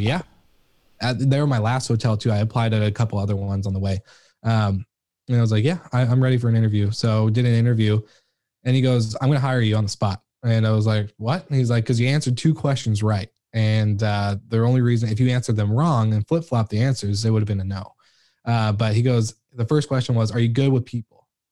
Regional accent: Washington, United States; in my hometown, like, I'm in the middle of, uh, Seattle and the, the Canadian border, so pretty, like, a small town that no one's really heard

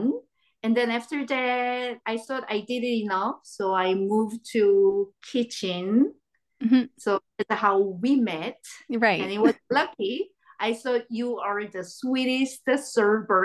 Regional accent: South Korea; moved away as an adult; now in Moncton, Canada; I was born in Korea, 1975. And we just moved to Canada in 2015.

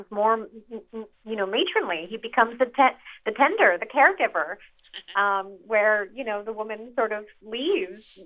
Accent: Reno, Nevada, United States; I grew up around Reno

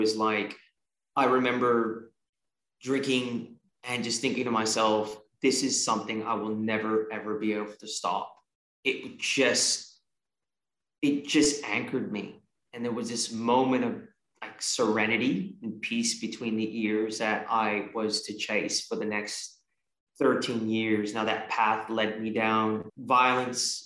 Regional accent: San Francisco Bay Area, California, United States; also born or lived in Australia; was born in Australia and we migrated to the San Francisco Bay Area when I was 3 years old

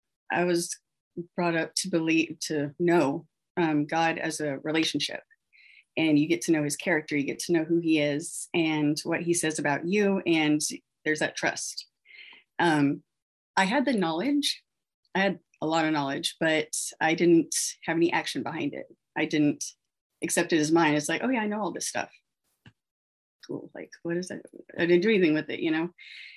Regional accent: Texas, United States; born there; I was born in 85 in Texas to pretty much newly married parents.

